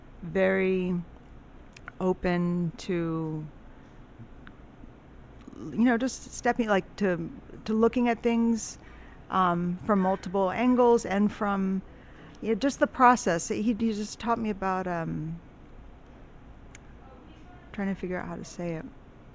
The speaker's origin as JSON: {"language": "English", "town": "Miami", "region": "Florida", "country": "United States", "tie": "born or raised there", "also_born_or_lived": "Texas / Princeton, New Jersey", "said": "I grew up all over the place, but mostly Miami. I was in Miami from fifth grade through 11th grade."}